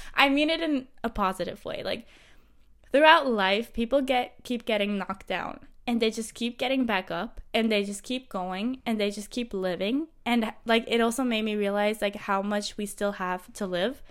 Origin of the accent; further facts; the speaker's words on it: Thun, Bern, Switzerland; moved away as an adult; now in Madrid, Spain; I am from Switzerland, from Thun, Switzerland. I am currently living